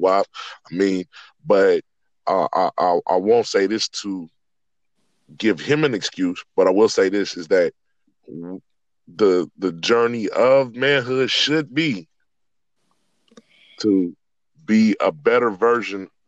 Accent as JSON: {"language": "English", "town": "Richmond", "region": "California", "country": "United States", "said": "I'm from Richmond, California"}